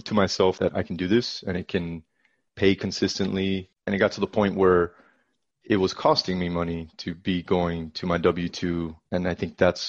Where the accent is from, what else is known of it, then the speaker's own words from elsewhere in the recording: South Florida, United States; moved away as an adult; now in Dallas, United States; now I live in Dallas, like you mentioned, but I'm originally from South Florida